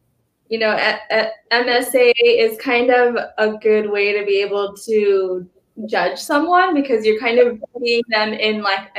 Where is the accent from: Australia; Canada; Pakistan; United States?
Pakistan; Like I'm Pakistani and, you know, the food and the language and everything.